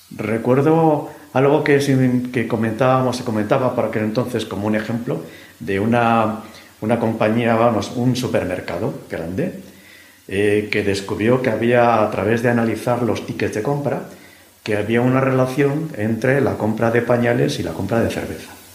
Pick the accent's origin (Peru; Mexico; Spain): Spain; Madrid, Community of Madrid; yo soy madrileño de pro